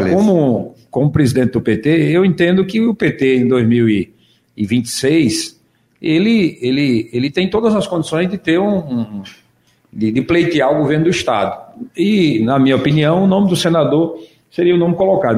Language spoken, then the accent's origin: Portuguese; Águas Belas, Pernambuco, Brazil; eu sou lá de Águas Belas